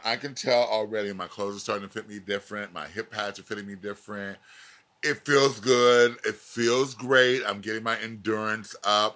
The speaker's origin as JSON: {"language": "English", "region": "Florida", "country": "United States", "said": "I'm from Florida"}